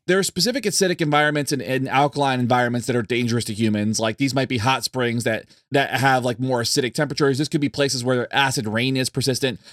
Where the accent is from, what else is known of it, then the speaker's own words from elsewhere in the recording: near Kennedy Space Center, Florida, United States; I grew up near Kennedy Space Center in Florida